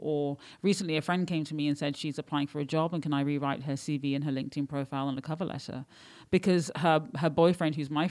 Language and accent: English; United Kingdom; moved away as an adult; also born or lived in London / Paris; now in Barcelona, Spain; I'm British. My parents are Pakistani, but I'm British